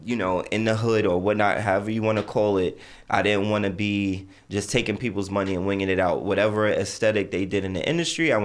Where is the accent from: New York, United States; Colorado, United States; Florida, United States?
New York, United States; New York City; also born or lived in Barbados (family origin); I'm from Jamaica, Queens